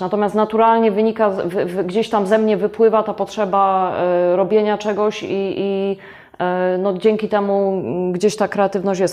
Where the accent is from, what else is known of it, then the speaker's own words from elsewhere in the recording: Gostyń, Greater Poland, Poland; jestem rodowitą gostynianką